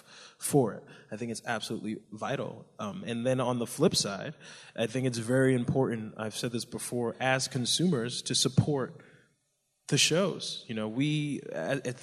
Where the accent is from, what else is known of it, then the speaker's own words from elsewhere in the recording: New Jersey, United States; I grew up in New Jersey. My family's Nigerian. I was the first one born here